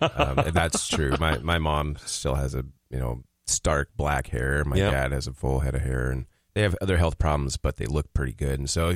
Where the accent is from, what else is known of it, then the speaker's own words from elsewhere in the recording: Portland, Oregon, United States; moved away as an adult; I grew up in Portland, Oregon.